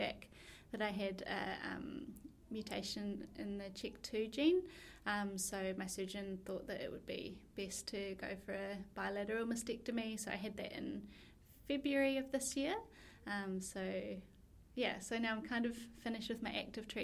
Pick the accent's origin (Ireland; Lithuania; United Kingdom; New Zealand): New Zealand; moved away as an adult; now in Melbourne, Australia; I'm from New Zealand originally, but I've been living in Melbourne for the past 2.5 years.